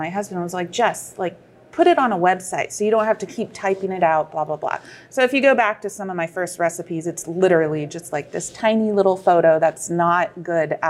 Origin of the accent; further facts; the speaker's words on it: San Francisco Bay Area, California, United States; moved away as an adult; now in Charlotte, United States; I'm originally from the San Francisco Bay Area.